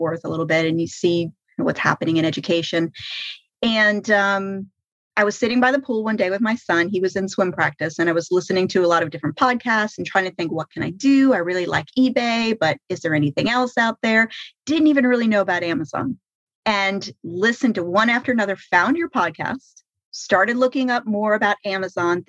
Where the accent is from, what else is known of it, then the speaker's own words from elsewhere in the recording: Jacksonville, Florida, United States; now in Key West, United States; I'm from Jacksonville, which is in the Northeast Coast, and that's where my parents are